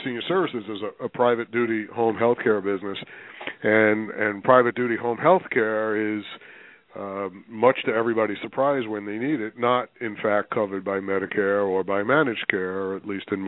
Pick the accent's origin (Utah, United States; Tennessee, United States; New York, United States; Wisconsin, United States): New York, United States; New York City; moved away as an adult; also born or lived in Pennsylvania / Connecticut; now in Palm Beach Gardens, United States; I'm born and raised in New York, although I have lived in a number of other places. I lived in Pennsylvania, lived in Connecticut, but I'm a New York guy. Actually New York City. Grew up in Queens